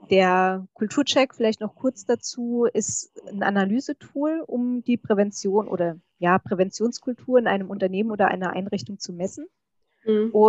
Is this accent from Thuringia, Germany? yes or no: no; Hessian Rhön, Hesse, Germany; moved away as an adult; also born or lived in Würzburg; now in Dresden, Germany; Ja, ich komme ursprünglich aus der hessischen Rhön